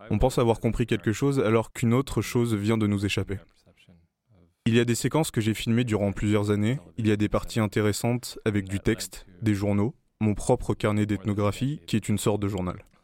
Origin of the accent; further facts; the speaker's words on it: United States; French is a second language; mais aussi leur montrer qui j'étais en tant qu'Américain.